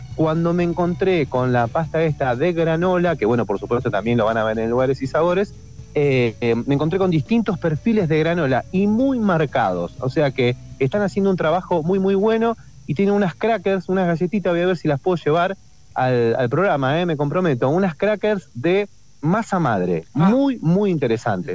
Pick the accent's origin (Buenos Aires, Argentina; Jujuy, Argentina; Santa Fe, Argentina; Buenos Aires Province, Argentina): Santa Fe, Argentina; Rosario; now in Entre Ríos, Argentina; yo soy de Rosario, pero vivo en Entre Ríos